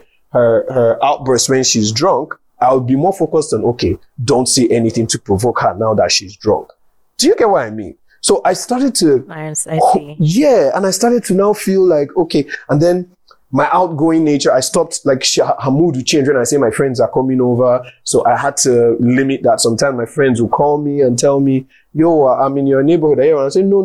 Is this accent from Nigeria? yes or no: yes; Delta, Nigeria; I'm from Delta State